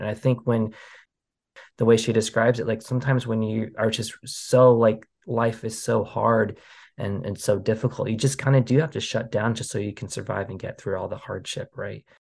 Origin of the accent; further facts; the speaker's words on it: Portland, Oregon, United States; also born or lived in Kuala Lumpur, Malaysia; we immigrated to, to Portland, Oregon, and I grew up in the beautiful Pacific Northwest. Um, so Oregon is my, my home state